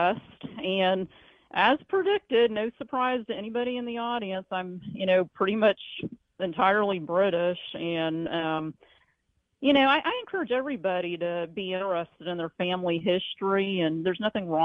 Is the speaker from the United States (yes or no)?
yes; the South, United States; being a Southerner